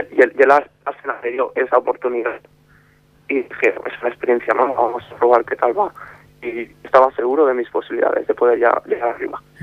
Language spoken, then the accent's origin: Spanish; Barcelona, Catalonia, Spain; also born or lived in Mallorca / Madrid; yo empecé en la cantera del español, cuando vine de Mallorca a vivir a Barcelona. Empecé con ocho años